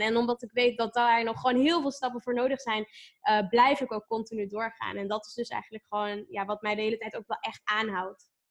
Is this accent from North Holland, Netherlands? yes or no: yes; Amsterdam, North Holland, Netherlands; born or raised there